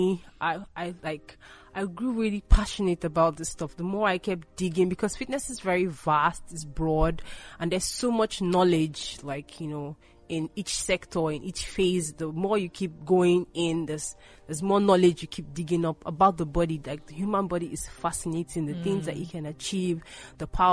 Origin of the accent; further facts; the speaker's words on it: Rivers State, Nigeria; I'm from Rivers.